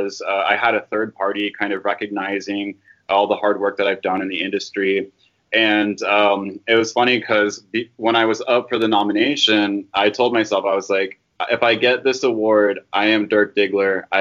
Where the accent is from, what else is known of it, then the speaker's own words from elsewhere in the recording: Dallas, Texas, United States; I grew up in the Dallas area here in America